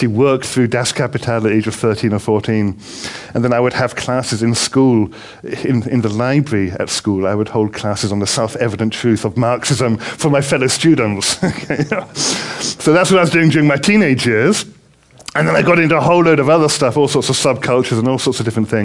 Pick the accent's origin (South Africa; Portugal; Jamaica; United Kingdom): United Kingdom; England; accent: English; moved away as an adult; now in United States; I'm from England. As you probably realize, I've got an English accent. I've been in America for 20 years. I haven't been able to lose the English accent